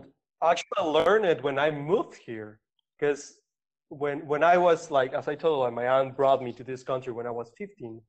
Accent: Mexico; i am from mexico i, I grew up over there

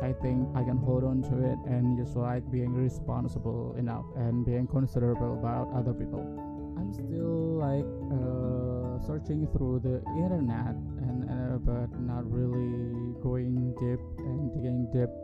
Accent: Yogyakarta, Special Region of Yogyakarta, Indonesia; English is a second language; now in Jakarta, Indonesia; my parents are still in my hometown. They are in Yogyakarta

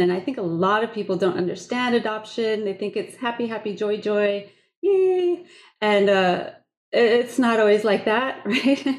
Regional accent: Des Moines, Iowa, United States; the church where I grew up in Des Moines

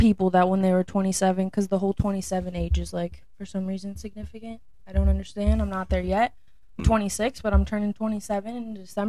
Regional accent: Arizona, United States; moved away; also born or lived in Colorado; I'm from Arizona.

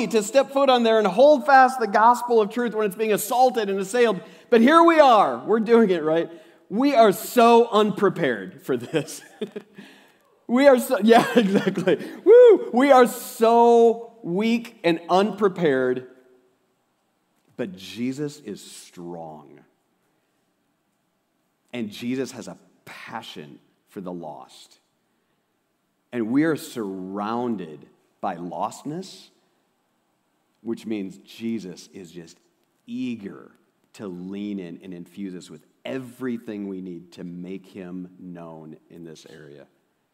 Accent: Osage, United States; I'm from Osage

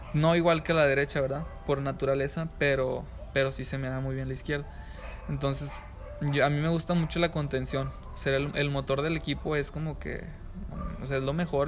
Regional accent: San Pedro Garza García, Nuevo León, Mexico; Yo soy de San Pedro.

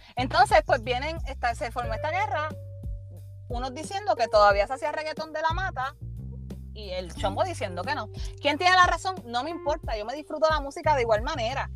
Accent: Puerto Rico; como boricua

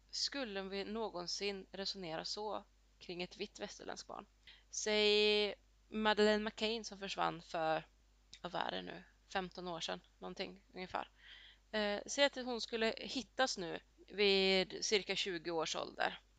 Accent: Colombia; now in Sweden; Och lite samma gäller till exempel där jag kommer ifrån i Colombia.

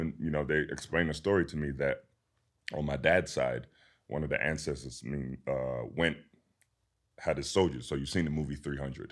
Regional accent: London, United Kingdom; being born and raised in London, England

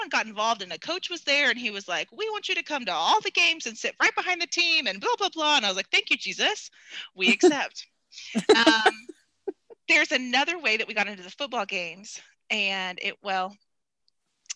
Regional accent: Norman, Oklahoma, United States; I was born in Norman and OU blood was like birthed into me as I came into the world in Norman, Oklahoma

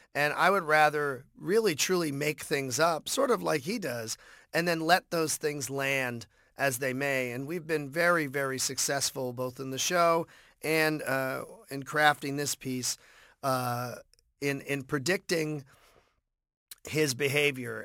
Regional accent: Boston, Massachusetts, United States; growing up in Boston

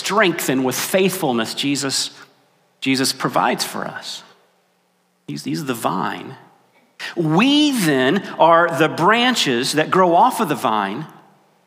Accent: West Virginia, United States; the church where I grew up in West Virginia

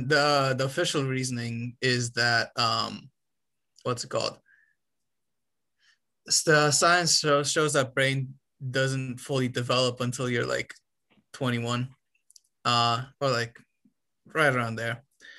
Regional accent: Romania; moved away

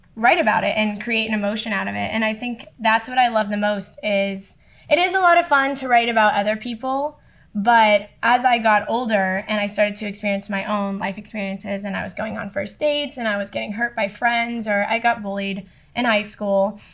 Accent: Boca Raton, Florida, United States; moved away as an adult; now in Vermont, United States; I am from Boca Raton, South Florida. For people that don't know, it's a little bit north of Miami. Um, and yeah, Florida girl, born and raised

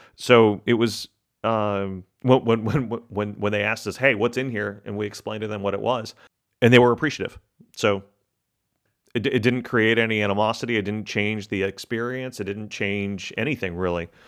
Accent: Texas, United States; My family's from Argentina. my, I grew up in Texas

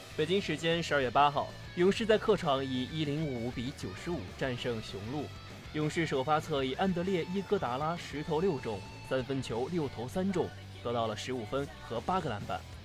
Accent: Shanxi, China; moved away as an adult; now in southern China; 我是一个土生土长的北方娃

